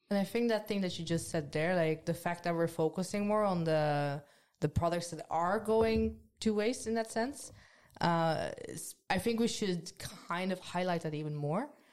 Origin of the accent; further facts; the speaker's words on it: Netherlands; moved away as an adult; now in Trondheim, Norway; I'm from the Netherlands